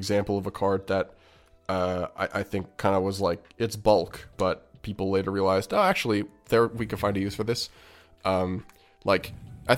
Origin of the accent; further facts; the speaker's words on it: Canada; As a Canadian